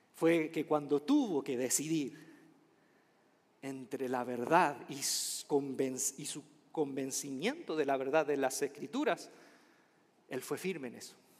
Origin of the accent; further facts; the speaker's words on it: Chile; mi país, Chile